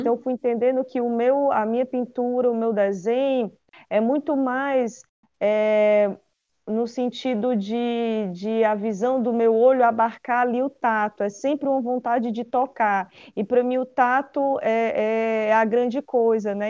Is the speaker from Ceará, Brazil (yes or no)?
yes; Quixadá, Ceará, Brazil; Eu nasci em Quixadá